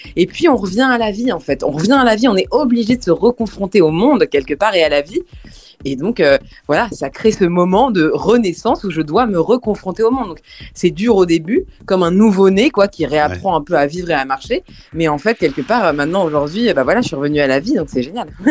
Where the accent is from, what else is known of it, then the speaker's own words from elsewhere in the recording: France; Je suis française